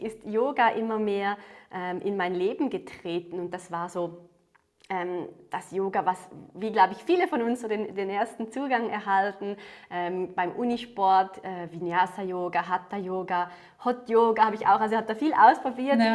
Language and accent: German; Switzerland; accent: Swiss; wie man es an meinem Akzent hört, ähm, komme ich aus der Schweiz